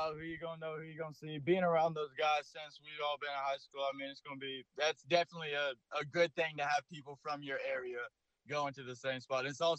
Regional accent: Florida, United States; growing up in Florida

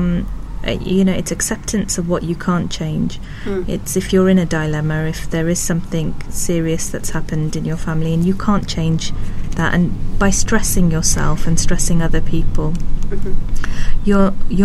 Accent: Pakistan; moved away; I'm originally from Pakistan

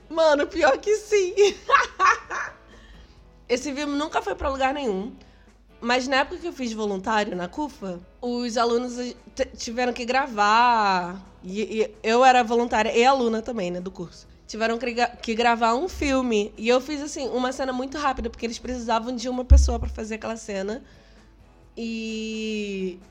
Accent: Rio de Janeiro, Brazil; Sou carioca, a gente ia muito pra praia à noite com meus amigos e violão

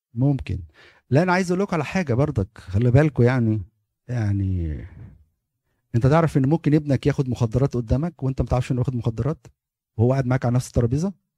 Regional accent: Egypt; moved away as an adult; احنا كمصريين

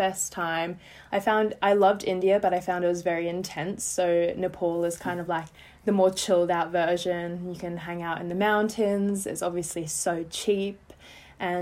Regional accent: Australia; moved away as an adult; now in England, United Kingdom; I am originally from Australia, but I currently am living in England

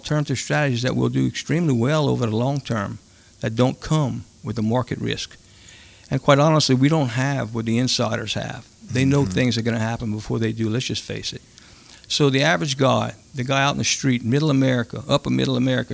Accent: Cajun, Louisiana, United States; as Cajun guys, we grew up learning to cook when we were in our teens

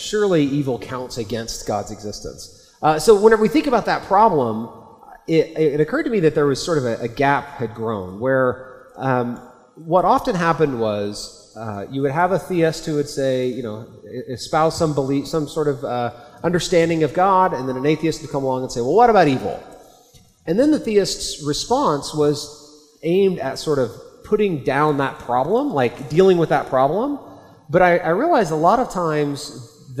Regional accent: Oklahoma, United States; I'm an American. I grew up in Oklahoma

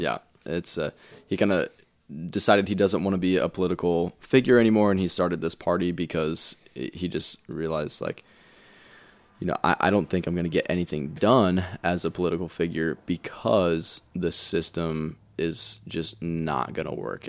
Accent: Indiana, United States; now in Colorado, United States; I'm from Indiana

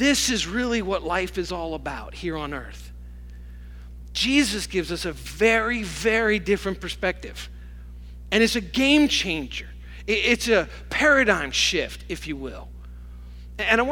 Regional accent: Hopewell, New York, United States; I grew up in Hopewell, really, from the time I was 5 years old.

